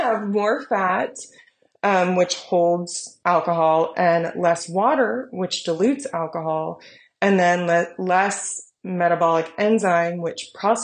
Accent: United States; I'm an American.

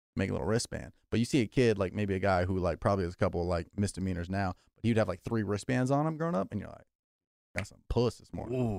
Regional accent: California, United States; I grew up in California my whole life.

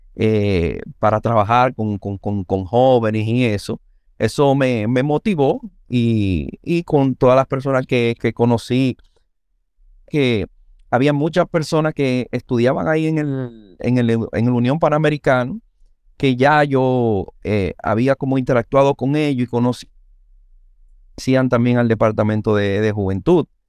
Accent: Santo Domingo, Distrito Nacional, Dominican Republic; also born or lived in Villa Juana, Santo Domingo; a los cuatro años nosotros nos mudamos a San Carlos. O sea, que yo realmente soy sancarleño

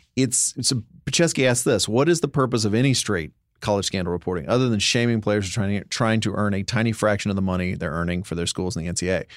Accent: Dallas, Texas, United States; growing up in Dallas

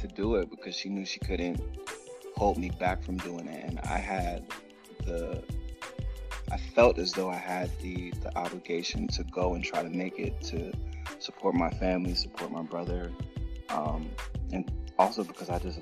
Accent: Plainfield, New Jersey, United States; moved away as an adult; now in Atlanta, United States; I'm originally from Plainfield, New Jersey, currently living in Atlanta, Georgia, pursuing music

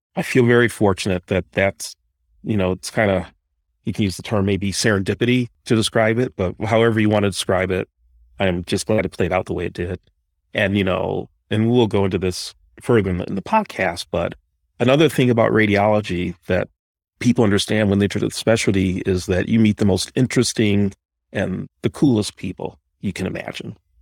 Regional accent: Detroit, Michigan, United States; I was born and raised in Detroit

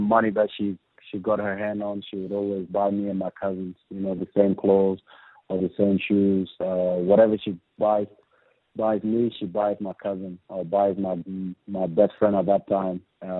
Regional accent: Andrews Farm, South Australia, Australia; we made our Socceroos debut together, and we grew up together in Andrew's farm.

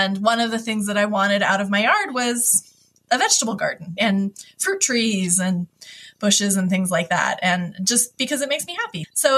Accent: Hawaii, United States; I moved a lot as a kid, but I grew up mostly in Hawaii when I was, you know, like middle school on.

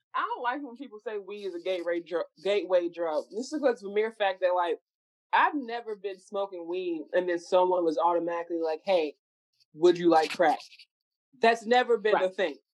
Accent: Dallas, Texas, United States; We are all from Dallas.

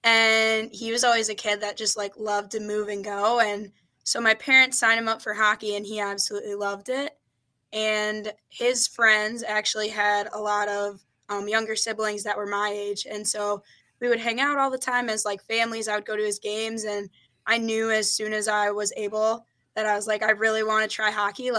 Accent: St. Peter, Minnesota, United States; I grew up in St. Peter, Minnesota. So pretty small town.

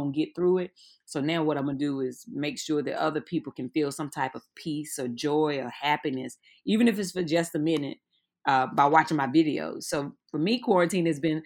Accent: North Carolina, United States; I'm from North Carolina

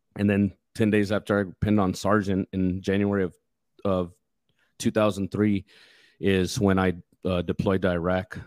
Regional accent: West Texas, United States; I grew up out in West Texas

